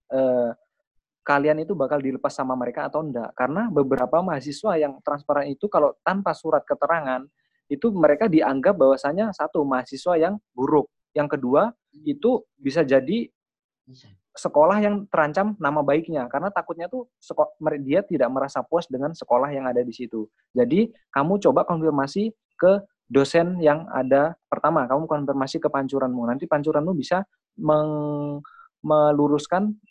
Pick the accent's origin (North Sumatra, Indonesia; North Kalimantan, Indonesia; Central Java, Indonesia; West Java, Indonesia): North Kalimantan, Indonesia; Saya juga dari Kaltara loh.